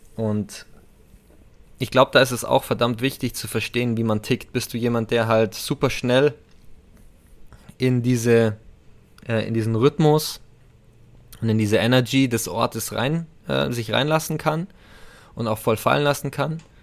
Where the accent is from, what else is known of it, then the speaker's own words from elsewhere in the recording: Bavaria, Germany; bei uns in Bayern